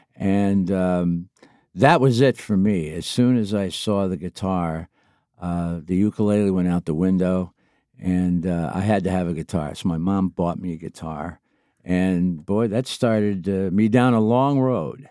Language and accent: English; Niles, Michigan, United States; a job in a local record store in Niles, Michigan, my hometown